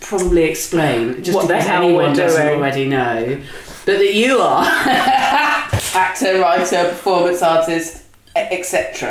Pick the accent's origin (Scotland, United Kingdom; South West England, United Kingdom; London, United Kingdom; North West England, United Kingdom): South West England, United Kingdom; Dorset; where I grew up in Dorset